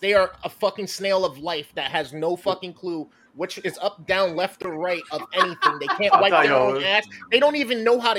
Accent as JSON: {"language": "English", "town": "New York City", "region": "New York", "country": "United States", "said": "I'm from Brooklyn and Queens"}